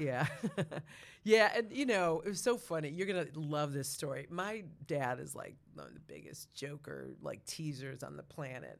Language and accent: English; Rochester, New York, United States; also born or lived in Hartford, Connecticut; We moved to Rochester, New York. That's where I grew up